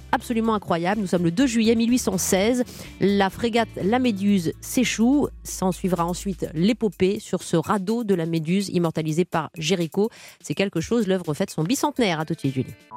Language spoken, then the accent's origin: French; Saint-Aubin-sur-Yonne, Bourgogne-Franche-Comté, France; moved away; Saint-Aubin-sur-Yonne, une petite commune où j'ai grandi aussi dans Lyon